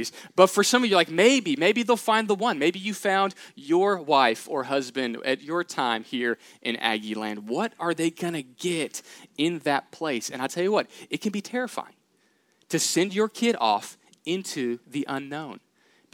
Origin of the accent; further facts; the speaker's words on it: Katy, Texas, United States; I grew up in Houston, Texas, Katy, outside of that area